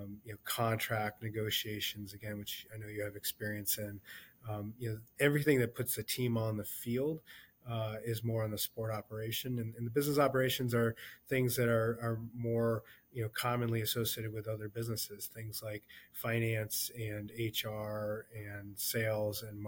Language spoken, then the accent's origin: English; Riverside, California, United States; moved away as an adult; also born or lived in Chicago / Cleveland / Toronto; now in Minnesota, United States; I grew up in Southern California, in Riverside, California.